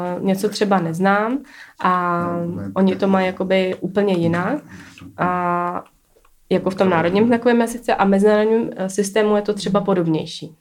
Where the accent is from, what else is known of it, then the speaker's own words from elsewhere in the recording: Czechia; jsem Čech, jako mám to tady rád